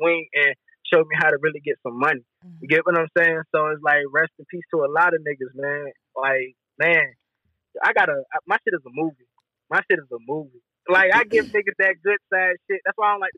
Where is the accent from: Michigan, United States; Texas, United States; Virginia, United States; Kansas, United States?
Virginia, United States; Norfolk; also born or lived in Plainfield, New Jersey; Norfolk raised me.